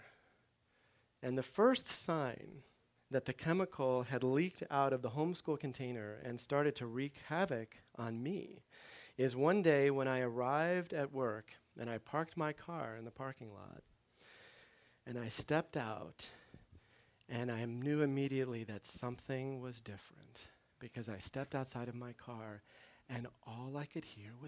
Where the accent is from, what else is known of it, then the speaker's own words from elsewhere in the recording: Maryland, United States; now in Chicago, United States; I grew up in Maryland